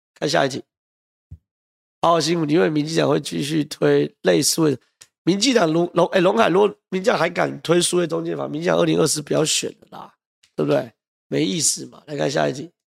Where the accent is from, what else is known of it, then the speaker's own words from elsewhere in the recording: Zhonghe, New Taipei, Taiwan; 综合是我家乡